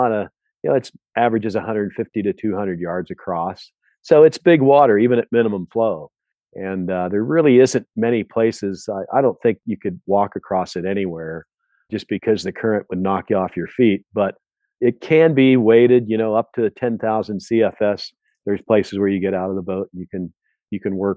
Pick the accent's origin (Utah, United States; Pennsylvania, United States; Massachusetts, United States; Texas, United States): Pennsylvania, United States; now in Montana, United States; I grew up in Pennsylvania with brown trout